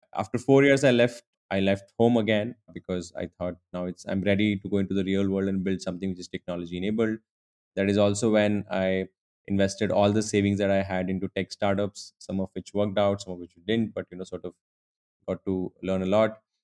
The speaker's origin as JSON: {"language": "English", "town": "Udaipur", "region": "Rajasthan", "country": "India", "also_born_or_lived": "Mumbai", "moved": "yes", "said": "I'm originally from Udaipur, a small town in Rajasthan."}